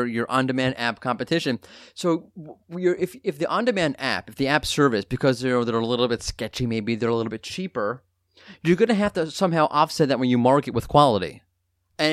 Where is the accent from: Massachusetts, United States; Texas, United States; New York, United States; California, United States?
New York, United States; I'm from New York